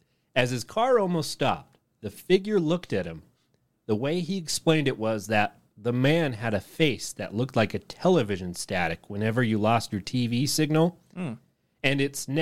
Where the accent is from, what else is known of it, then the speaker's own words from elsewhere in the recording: England, United Kingdom; I grew up in England, in a place that's about as rural as it gets there.